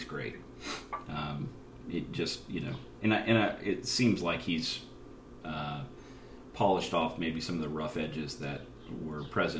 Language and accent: English; Indiana, United States; Growing up in Indiana